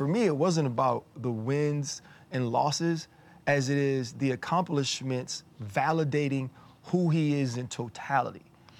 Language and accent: English; Louisiana, United States; I'm from Louisiana.